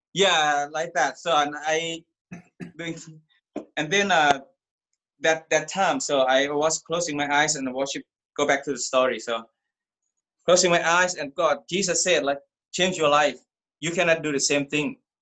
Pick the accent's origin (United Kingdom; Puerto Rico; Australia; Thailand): Thailand; I'm from Thailand. I grew up Buddhist